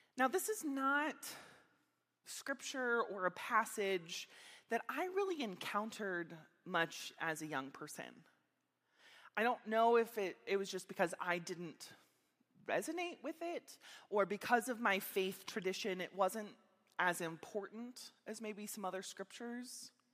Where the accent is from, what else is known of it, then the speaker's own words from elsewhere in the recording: Meadville, Pennsylvania, United States; moved away as an adult; also born or lived in Minneapolis, Minnesota; I grew up here in Meadville, Pennsylvania